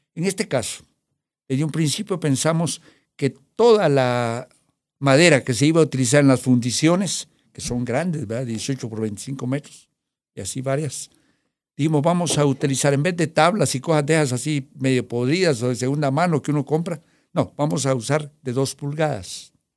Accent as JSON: {"language": "Spanish", "country": "Guatemala", "said": "vengo de Guatemala"}